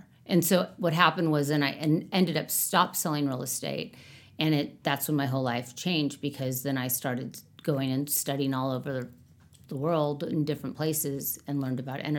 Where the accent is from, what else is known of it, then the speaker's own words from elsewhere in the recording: California, United States; And so, you know, I'm from California